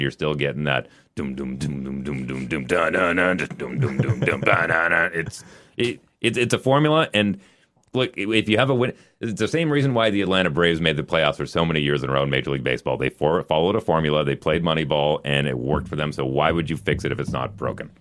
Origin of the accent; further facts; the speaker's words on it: Canada; as a Canadian